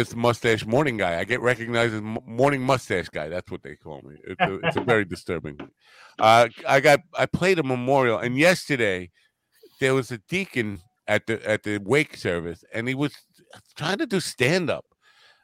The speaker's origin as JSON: {"language": "English", "area": "Long Island", "region": "New York", "country": "United States", "said": "I'm from Long Island"}